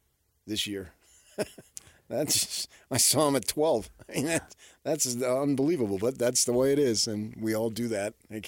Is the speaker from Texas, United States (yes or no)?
no; New Jersey, United States; moved away; growing up in New Jersey